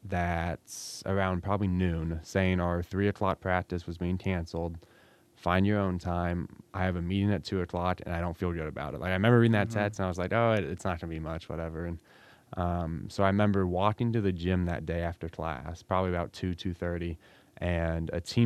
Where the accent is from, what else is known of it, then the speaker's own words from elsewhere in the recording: Ada, United States; So like I said, I'm from Ada, this amazing village. And I was at home the entire quarantine, obviously, here in town.